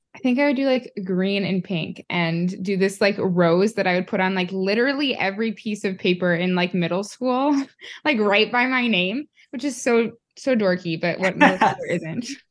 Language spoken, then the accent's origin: English; Sioux Falls, South Dakota, United States; moved away as an adult; now in Iowa City, United States; I grew up in Sioux Falls, South Dakota